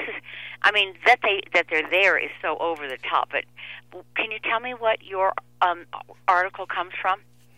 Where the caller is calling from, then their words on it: Denver, Colorado, United States; I'm calling from Denver.